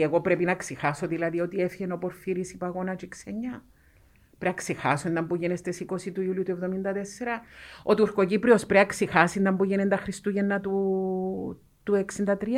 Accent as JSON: {"language": "Greek", "country": "Cyprus", "said": "Είμαι ούλη Κύπρο"}